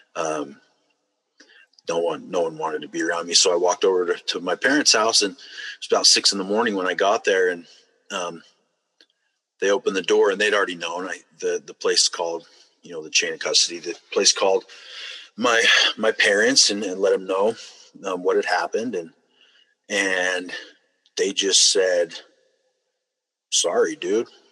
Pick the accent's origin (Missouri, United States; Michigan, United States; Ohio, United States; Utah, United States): Utah, United States; I grew up here in Utah. Um, lived a couple other states throughout the way, but um, mostly here in Utah.